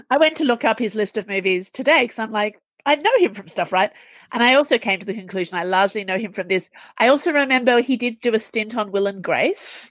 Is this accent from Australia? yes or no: yes; Australia; as an Australian